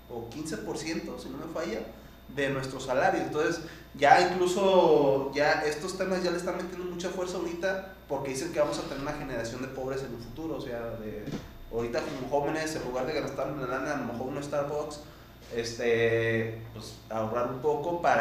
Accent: Mexico

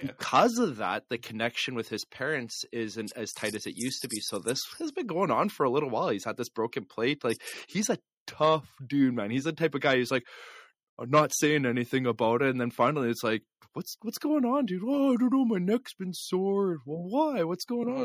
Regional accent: Canada; We're just Canadian hosers.

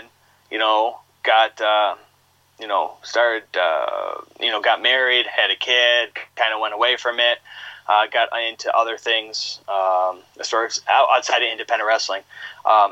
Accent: Buffalo, New York, United States; now in Rochester, United States; I grew up out in Buffalo, growing up watching wrestling in Buffalo

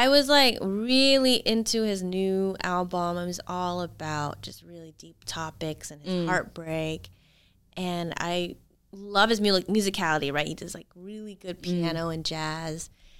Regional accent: Missouri, United States; I'm from Missouri.

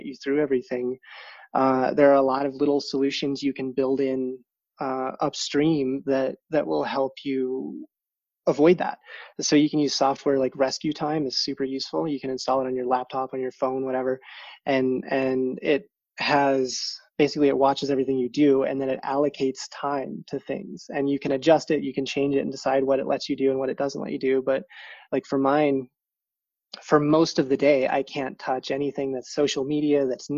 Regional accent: South Dakota, United States; moved away as an adult; I grew up in South Dakota

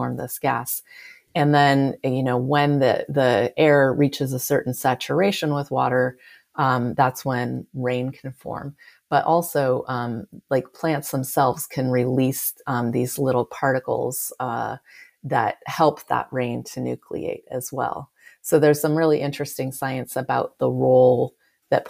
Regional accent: California, United States; I'm from California

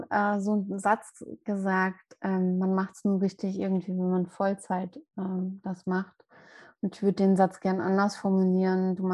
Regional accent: Mainz, Rhineland-Palatinate, Germany; Ich hatte von 2019 bis dieses Jahr März ein ganz kleines eigenes Yoga-Studio in meiner Heimatstadt in Mainz

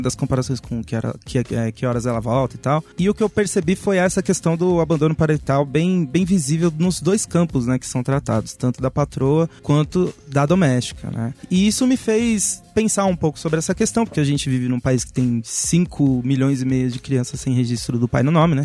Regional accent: São Paulo, Brazil; aqui em São Paulo, né, a gente tinha uma herança dos anos 90

